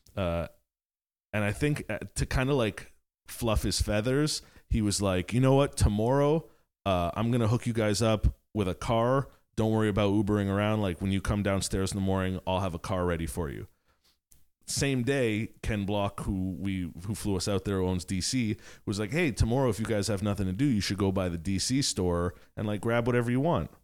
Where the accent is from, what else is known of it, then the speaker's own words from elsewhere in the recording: Montreal, Quebec, Canada; growing up in the West Island